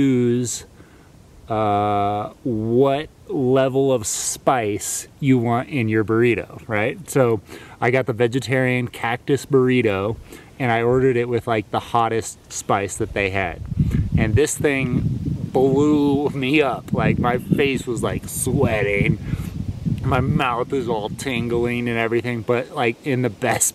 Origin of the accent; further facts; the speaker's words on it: Southern California, United States; I'm from Southern California, and so I was like raised on Mexican food